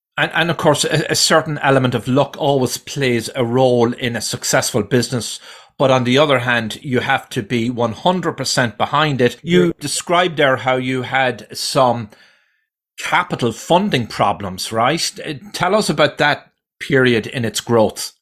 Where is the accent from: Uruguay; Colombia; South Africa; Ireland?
Ireland; now in United States; I was born and raised in another in, in Ireland